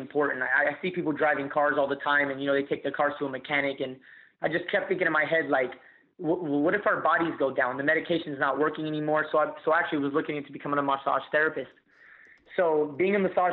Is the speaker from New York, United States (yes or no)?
no; Las Vegas, Nevada, United States; I was born and raised in Las Vegas